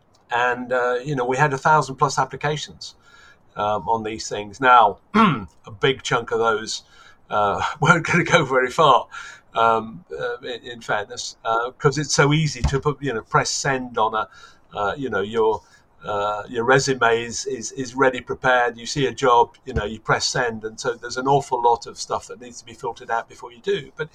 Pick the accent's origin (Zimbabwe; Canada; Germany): Germany; I grew up in Germany, in the American sector in Germany, and listened to AFN